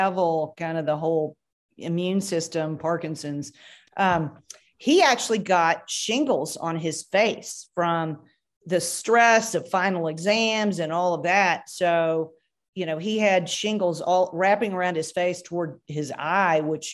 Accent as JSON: {"language": "English", "region": "Kentucky", "country": "United States", "moved": "yes", "lives_now": "Texas, United States", "said": "I'm from Kentucky"}